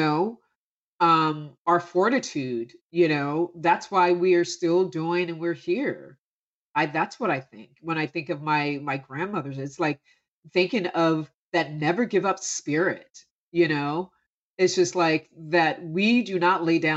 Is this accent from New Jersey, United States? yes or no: yes; Camden, New Jersey, United States; growing up from Camden, New Jersey